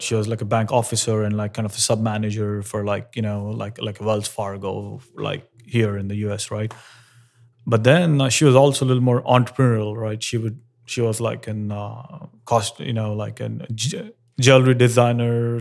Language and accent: English; Hyderabad, Telangana, India; moved away; growing up in India and Hyderabad